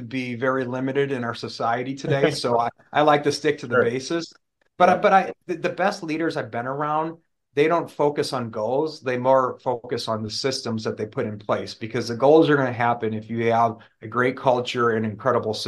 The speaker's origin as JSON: {"language": "English", "town": "New Glarus", "region": "Wisconsin", "country": "United States", "tie": "born or raised there", "moved": "yes", "lives_now": "Houston, United States", "said": "my hometown is New Glarus. If you've heard of Spotted Cow beer in Wisconsin, that's my hometown"}